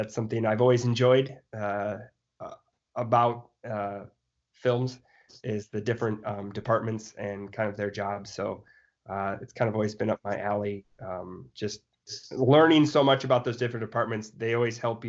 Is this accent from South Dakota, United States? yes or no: yes; South Dakota, United States; I grew up in South Dakota.